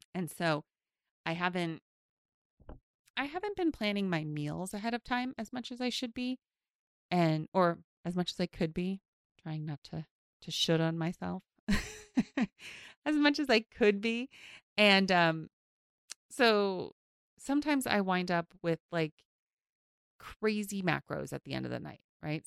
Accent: New York City, New York, United States; I grew up in Queens

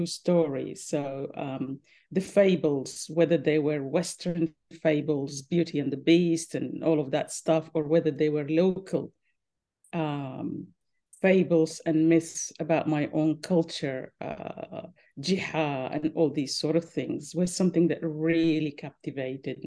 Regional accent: Khartoum North, Khartoum, Sudan; now in Brisbane, Australia; I grew up in Khartoum North by the Nile, the River Nile.

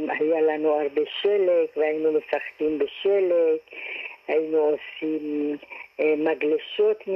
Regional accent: Sanandaj, Kurdistan, Iran; moved away; also born or lived in Kermanshah, Iran; אני נולדתי בקרמנשה, במדינת, אה, באיראן, וגדלתי בסננדה.

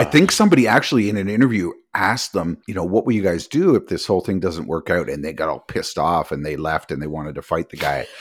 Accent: Canada; We're Canadian

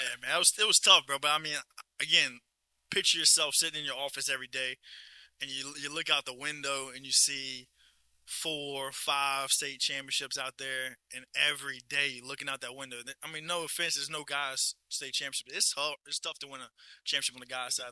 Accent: Livingston Parish, Louisiana, United States; born and raised in Livingston Parish

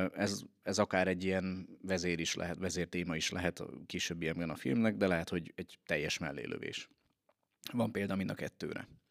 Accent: Veszprém, Veszprém County, Hungary; de Veszprémiként

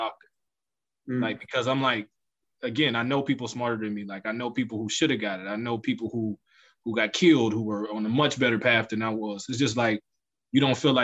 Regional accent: Youngstown, Ohio, United States; Growing up in Youngstown in the 90s was extremely hard

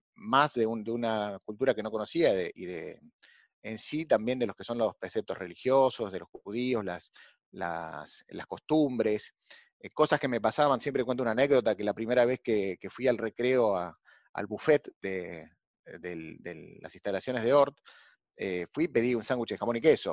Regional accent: Argentina; vengo de, como muchos argentinos, de una familia eh, con, orígenes españoles e italianos

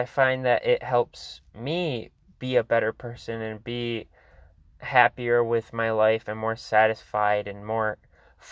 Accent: Michigan, United States; I'm from Michigan

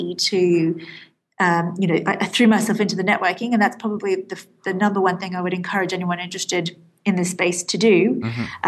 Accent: Australia; moved away as an adult; now in London, United Kingdom; I'm actually Australian

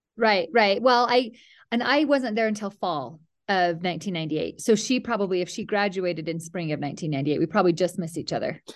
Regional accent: Mount Pleasant, Utah, United States; I grew up in Mount Pleasant, Utah, a tiny little town

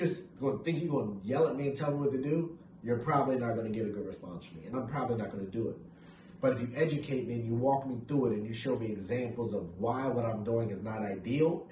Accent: Stafford, Virginia, United States; growing up in Stafford

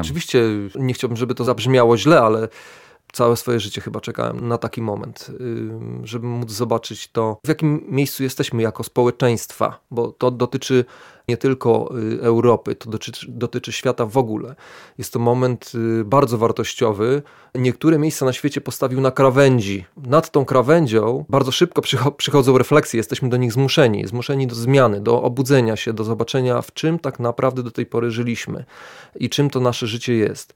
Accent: Lublin, Lublin Voivodeship, Poland; jestem y, człowiekiem urodzonym w Lublinie, jestem lublinianinem

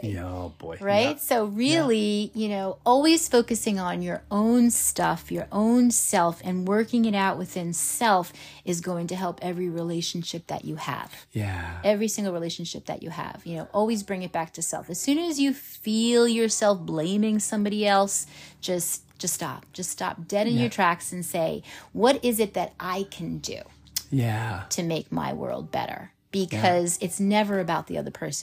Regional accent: New York, United States; we stand out when we're from New York

